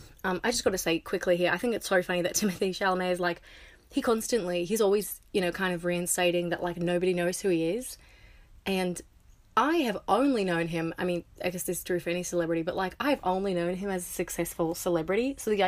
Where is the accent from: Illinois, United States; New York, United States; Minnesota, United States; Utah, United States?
New York, United States; which is why I'm grateful I grew up in New York. I spend as much time in New York as possible.